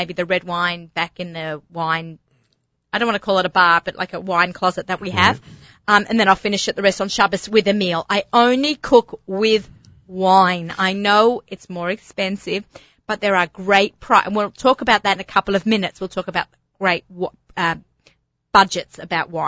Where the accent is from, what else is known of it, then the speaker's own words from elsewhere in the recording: Australia; I'm an Aussie